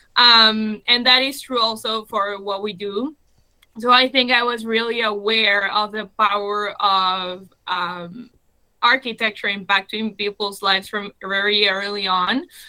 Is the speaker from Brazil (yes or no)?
no; Uruguay; moved away as an adult; also born or lived in Germany; I was born in Uruguay. Then I lived in Germany